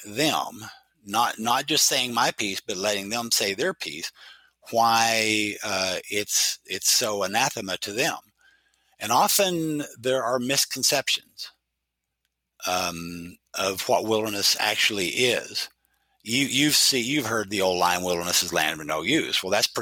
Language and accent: English; Oklahoma, United States; now in Idaho, United States; I grew up in Oklahoma, a very conservative state